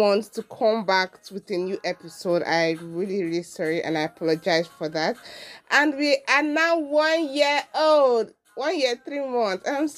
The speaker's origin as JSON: {"language": "English", "region": "Enugu State", "country": "Nigeria", "said": "I'm from Enugu State, with the local government, Amufiago Afa."}